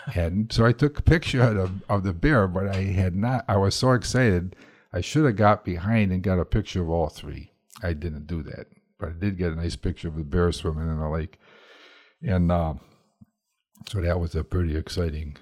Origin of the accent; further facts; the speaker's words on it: Madison, Wisconsin, United States; we're from Madison, Wisconsin